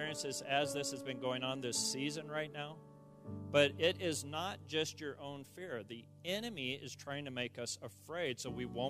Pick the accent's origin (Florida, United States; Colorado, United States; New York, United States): Colorado, United States; Pueblo; where I grew up in Pueblo